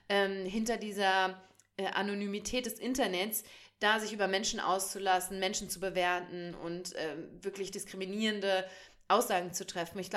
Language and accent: German; North Rhine-Westphalia, Germany; ich komme aus dem Sauerland